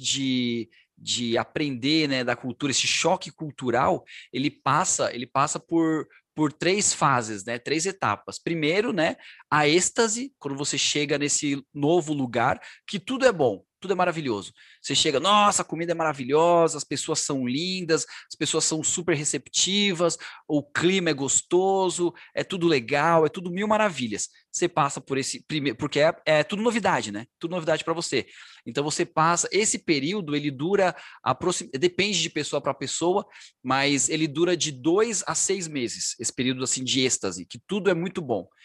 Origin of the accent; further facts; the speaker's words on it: Brazil; moved away as an adult; also born or lived in Middle East; quando eu saí do Brasil, né, e fui para o Oriente Médio pela primeira vez